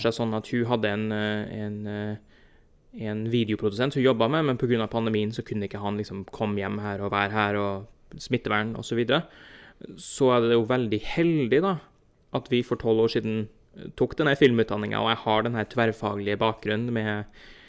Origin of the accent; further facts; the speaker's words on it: Trondheim, Trøndelag, Norway; moved away as an adult; now in New Jersey, United States; flytta jeg fra Trondheim til eh, tilfelle du ikke har hørt på dialekten min at det er der, der er fra, til New Jersey og New York her i USA